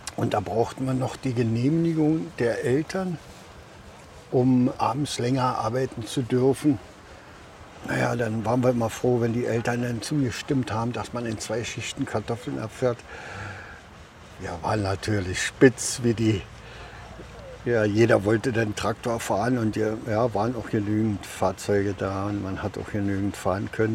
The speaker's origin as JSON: {"language": "German", "region": "Mark Brandenburg", "country": "Germany", "said": "Bei uns, wo ich herkomme, ist ein Sumpfgebiet in der Mark Brandenburg"}